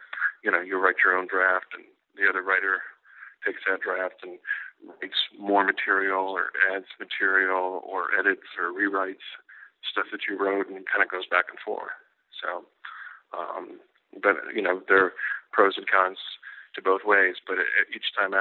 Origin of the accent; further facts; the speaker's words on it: Edinburg, Texas, United States; moved away as an adult; I grew up here in Edinburgh and recently moved back to Edinburgh after several years away from the Rio Grande Valley